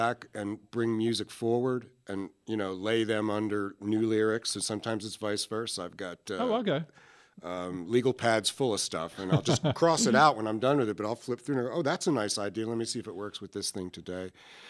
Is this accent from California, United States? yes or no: no; Philadelphia, Pennsylvania, United States; also born or lived in New York City; now in Pensacola, United States; I was born in Philadelphia, but I moved to New York City where I lived for 27 years before I came down to Pensacola in 2004, just in time for Hurricane Ivan.